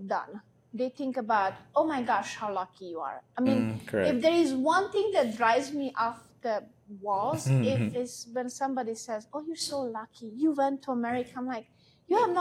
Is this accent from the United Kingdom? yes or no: no; Hungary; English is a second language; moved away as an adult; also born or lived in Romania; now in United States; I was born in Romania, but I grew up in Hungary, so I'm from both countries